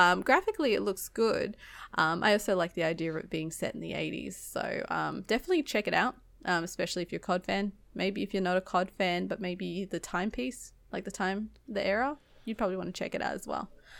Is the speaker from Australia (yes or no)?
yes; Australia; moved away as an adult; now in United States; I'm Australian